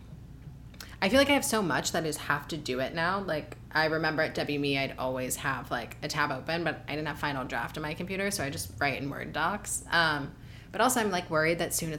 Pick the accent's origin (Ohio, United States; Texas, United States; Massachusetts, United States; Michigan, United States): Ohio, United States; moved away as an adult; also born or lived in New York; now in Los Angeles, United States; I grew up very confused in Ohio.